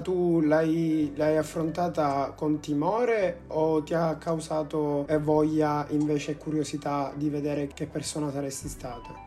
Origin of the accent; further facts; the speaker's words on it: Sicily, Italy; noi che siamo siciliani